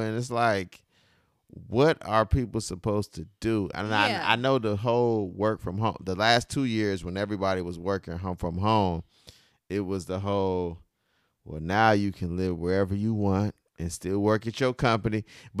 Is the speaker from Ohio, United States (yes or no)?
yes; Ohio, United States; I'm from Ohio